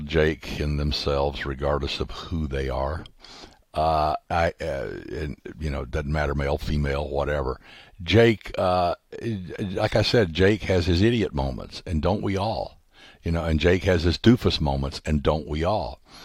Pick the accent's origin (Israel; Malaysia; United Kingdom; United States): United States; the South; growing up in the South